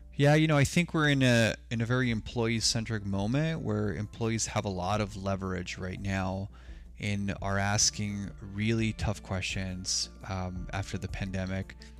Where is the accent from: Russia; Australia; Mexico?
Mexico; Sonora; now in Tucson, United States; I was born in Mexico, so I identify as Mexicano. Uh, my mom and I immigrated to the U S in the late nineteen eighties